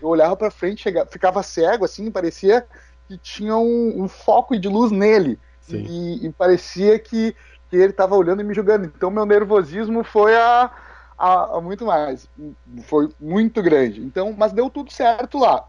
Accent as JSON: {"language": "Portuguese", "town": "Alvorada", "region": "Rio Grande do Sul", "country": "Brazil", "said": "eu sou de Alvorada, eu vim numa, numa comunidade carente"}